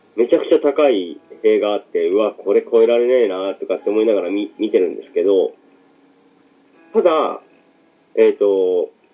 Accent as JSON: {"language": "Japanese", "town": "Abashiri", "region": "Hokkaido", "country": "Japan", "tie": "born or raised there", "said": "もともと自分の実家が網走っていうとこなんですけど"}